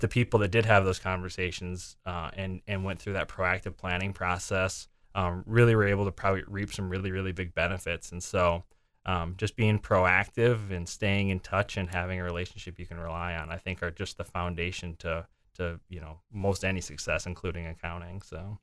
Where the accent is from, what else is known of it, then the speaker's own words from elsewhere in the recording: Windom, Minnesota, United States; moved away as an adult; also born or lived in Mankato, Minnesota / Sioux Falls, South Dakota; now in Des Moines, United States; I'm originally from Southwest Minnesota, a small town, Wyndham, Minnesota.